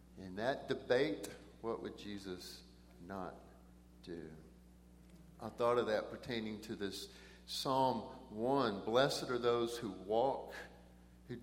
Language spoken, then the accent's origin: English; Brazos River Valley, Texas, United States; also born or lived in Eldorado, Texas; I grew up in the Brazos River Valley